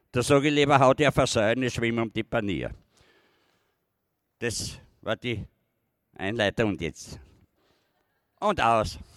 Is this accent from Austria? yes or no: yes; Styria, Austria; now in Vienna, Austria; Ich bin ja da eine Minderheit in Wien als Steirer.